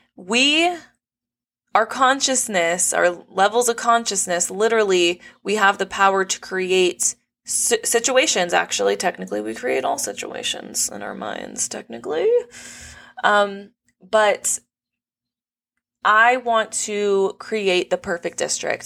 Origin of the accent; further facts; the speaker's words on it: Los Angeles County, California, United States; on the very border end of Los Angeles County. So, the cost of living's low 'cause not that many people, like, really wanna live here, but I grew up here my whole life